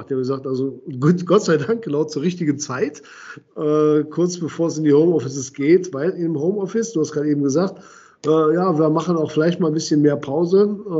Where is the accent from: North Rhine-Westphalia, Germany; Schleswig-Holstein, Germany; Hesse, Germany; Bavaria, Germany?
North Rhine-Westphalia, Germany; Düsseldorf; ich bin ja Düsseldorfer